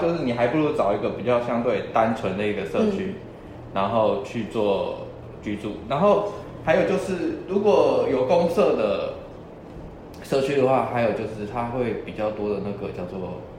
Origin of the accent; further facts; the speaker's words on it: Tucheng, New Taipei, Taiwan; 对我对我爸妈家从土城搬搬到就是搬到北大特区，然后买了上北大，然后我也没有居住在上北大，我那时候其实是是在上海。